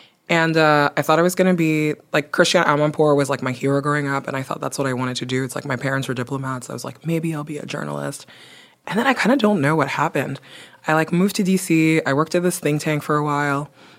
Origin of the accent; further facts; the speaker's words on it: Belgium; also born or lived in Nigeria / Guinea; now in United States; I grew up in Belgium and in Nigeria. I am originally from Guinea.